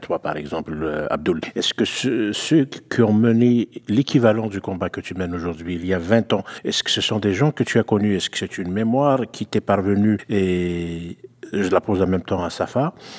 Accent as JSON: {"language": "French", "region": "Quebec", "country": "Canada", "also_born_or_lived": "Algeria (ancestry)", "said": "je suis québécois d'origine algérienne"}